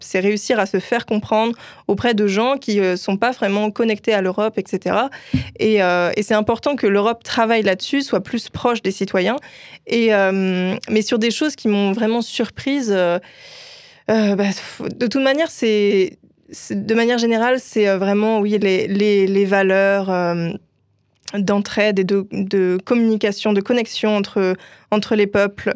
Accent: Brest, Brittany, France; moi, je viens de Brest

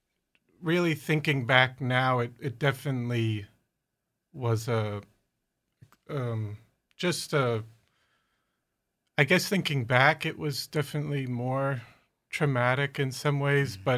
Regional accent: New Orleans, Louisiana, United States; also born or lived in Long Island, New York; now in Greenport, United States; I grew up in New Orleans

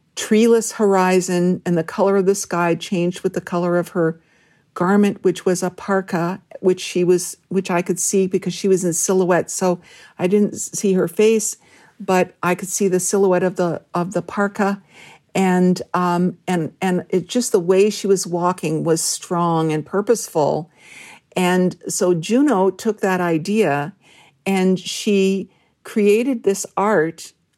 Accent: Red Lake, Ontario, Canada; moved away; growing up in Northwestern Ontario

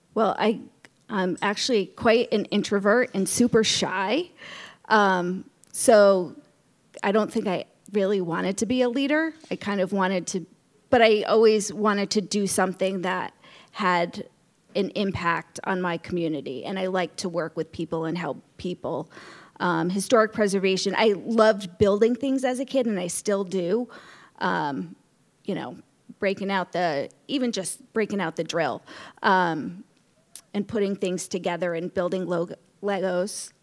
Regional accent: Norwalk, Connecticut, United States; moved away as an adult; also born or lived in Rhode Island; now in Westerly, United States; I grew up in Norwalk, Connecticut

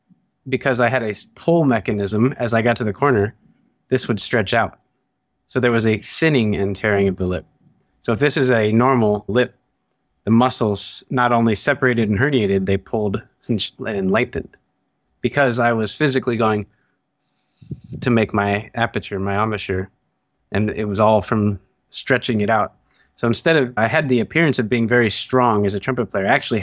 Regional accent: Ohio, United States; moved away

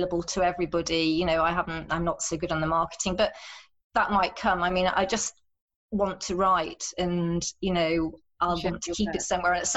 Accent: Sheffield, Yorkshire and the Humber, United Kingdom; also born or lived in Dijon / Moscow; ended up back in Sheffield, which is my hometown

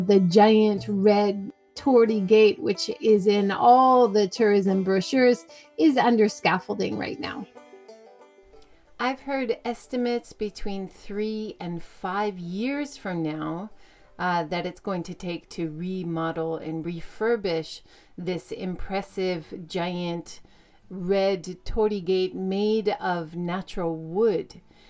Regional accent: Hiroshima, Japan; Miyajima is a famous island here in my hometown of Hiroshima.

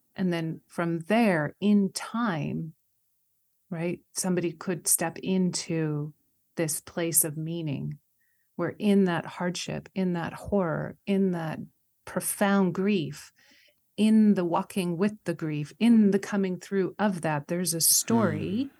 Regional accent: Canada; I'm Canadian

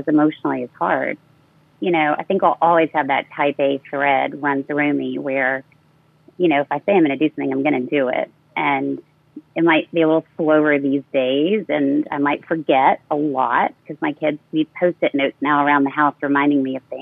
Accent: San Antonio, Texas, United States; moved away; to my hometown of San Antonio, Texas.

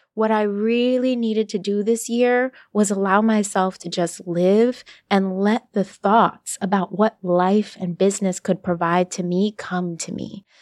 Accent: Brooklyn, New York, United States; moved away as an adult; also born or lived in New Haven / Boston; now in Miami, United States; my hometown of Brooklyn

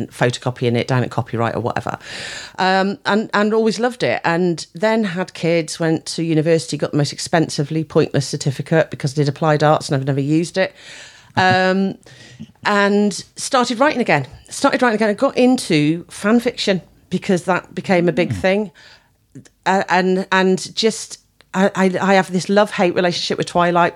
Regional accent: Shrewsbury, West Midlands, United Kingdom; Shrewsbury born and bred

